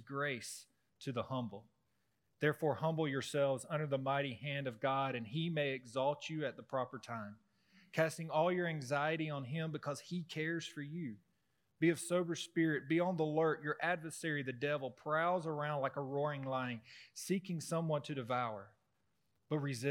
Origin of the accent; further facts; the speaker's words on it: the South, United States; growing up in the South